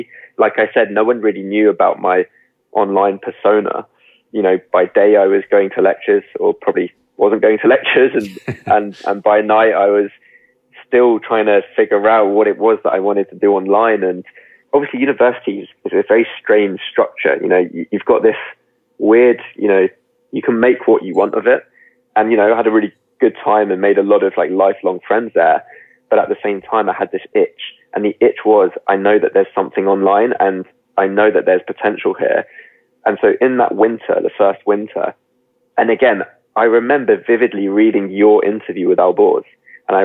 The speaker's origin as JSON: {"language": "English", "country": "United Kingdom", "tie": "born or raised there", "lives_now": "London, United Kingdom", "said": "I was brought up just outside London, so I'm very much, I live in West London now, so I'm kind of a Londoner through and through."}